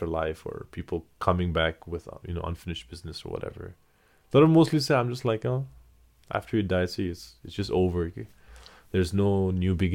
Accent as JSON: {"language": "English", "town": "Kathmandu", "region": "Bagmati", "country": "Nepal", "tie": "born or raised there", "second_language": "English", "lives_now": "United States", "said": "it was a big change from … born and raised in Kathmandu. It was a big change going to going to the U.S."}